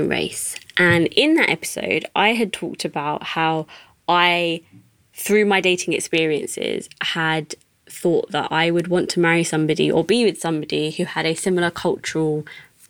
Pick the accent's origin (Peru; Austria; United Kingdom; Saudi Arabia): United Kingdom; being a British Asian